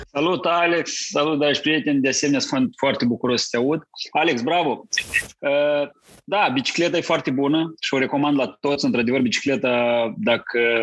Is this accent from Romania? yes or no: no; Cărpineni, Hîncești District, Moldova; m-a născut eu în Republica Moldova, în satul Cărpineni